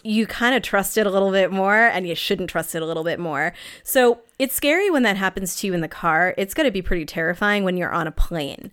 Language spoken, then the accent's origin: English; New England, United States; I am from New England